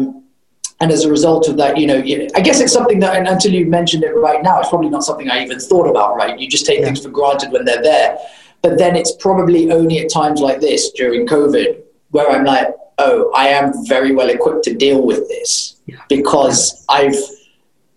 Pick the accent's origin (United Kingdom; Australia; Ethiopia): United Kingdom; moved away; also born or lived in United States (born); I grew up in the UK